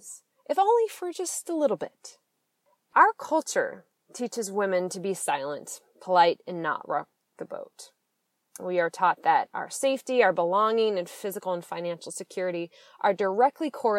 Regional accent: Seattle, Washington, United States; now in San Francisco, United States; I'm originally from Washington State, mostly the Seattle area. That is where I grew up and came of age

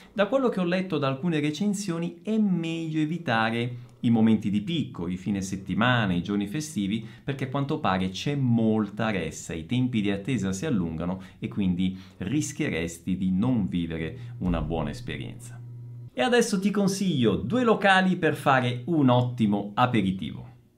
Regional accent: Italy; sono italiano

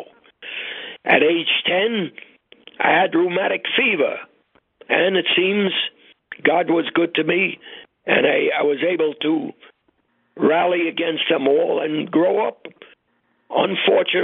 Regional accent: New York City, New York, United States; we grew up on the Lower East Side of Manhattan

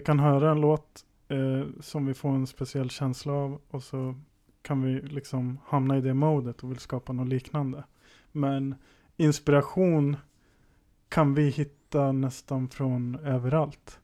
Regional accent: Valbo, Gävleborg County, Sweden; Jag är född i Gävle, uppvuxen i Valbo

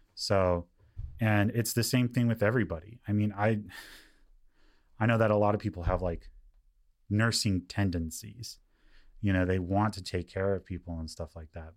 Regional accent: Lancaster, California, United States; also born or lived in Palmdale; I come from Lancaster and Palmdale.

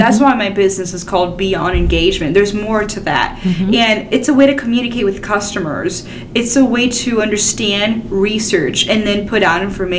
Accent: Miami, Florida, United States; moved away as an adult; now in Tennessee, United States; I'm from Miami, Florida originally, and we moved to Tennessee about 4.5 years ago for a job opportunity for my husband.

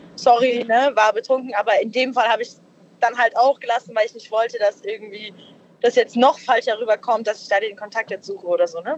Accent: Darmstadt, Hesse, Germany; aus Hessen, also aus äh, Darmstadt

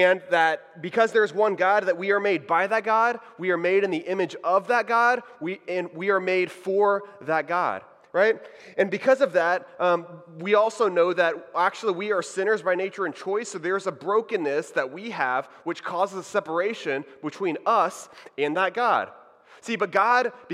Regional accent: Houston, Texas, United States; moved away as an adult; also born or lived in Waco, Texas / Dallas, Texas; now in Orlando, United States; I'm from Texas. Howdy, y'all. So I grew up in the Houston area

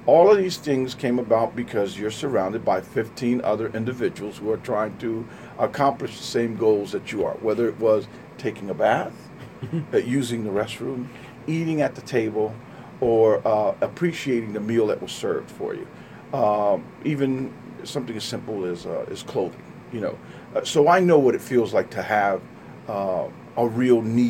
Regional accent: Trenton, New Jersey, United States; I'm from Trenton, born and raised here.

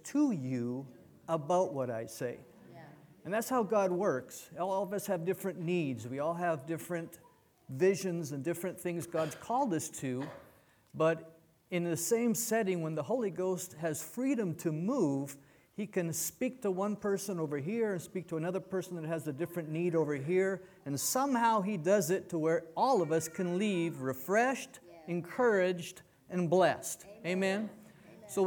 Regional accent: Canada; moved away; also born or lived in United States / Mexico; I was born in Canada. So I'm a Canadian by birth, I'm an American by choice

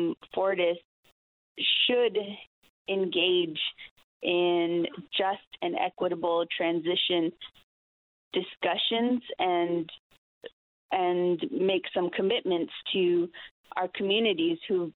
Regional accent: Arizona, United States; also born or lived in Black Mesa, Navajo Nation; I'm actually from Arizona, in the state, and I'm over here in Newfoundland

